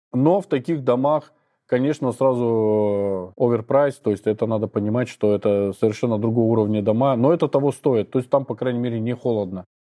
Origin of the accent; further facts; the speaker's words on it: Saint Petersburg, Russia; moved away as an adult; now in Budva, Montenegro; в Питере, я из Питера